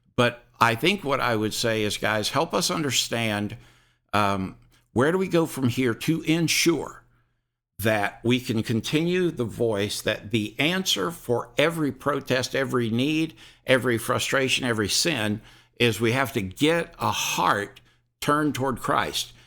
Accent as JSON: {"language": "English", "region": "Deep South", "country": "United States", "said": "I'm from the Deep South"}